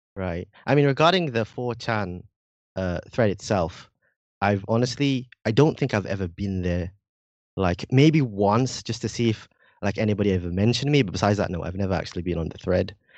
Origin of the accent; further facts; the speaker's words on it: Indonesia; accent: a bit British; first language Indonesian; moved away as an adult; also born or lived in United Kingdom; now in Japan; I was born in Indonesia, right? I was, uh, raised there, but I also had, uh, my childhood in Britain.